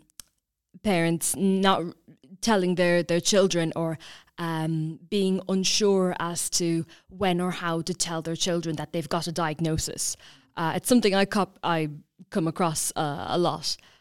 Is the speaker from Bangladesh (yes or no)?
no; County Kilkenny, Leinster, Ireland; I'm originally from County Kilkenny